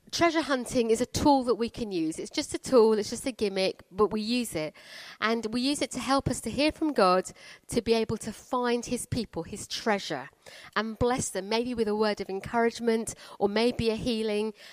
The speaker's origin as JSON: {"language": "English", "town": "Croydon", "region": "London", "country": "United Kingdom", "said": "I come from Croydon"}